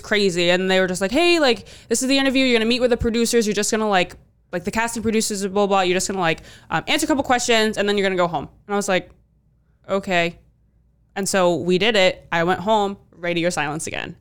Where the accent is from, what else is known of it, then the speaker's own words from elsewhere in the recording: D.C., Virginia, United States; moved away as an adult; now in Providence, United States; I grew up outside, right outside of D C